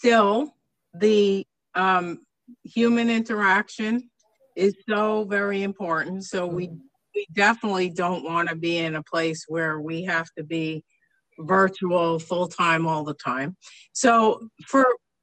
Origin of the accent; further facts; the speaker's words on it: East Coast, United States; moved away; I came from the East Coast, and my school district was, you know, as a kid, it was frustrating to me because they were always the last to close the schools for snow